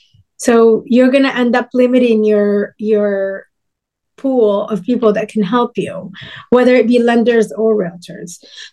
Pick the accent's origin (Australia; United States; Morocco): Morocco; Casablanca, Casablanca-Settat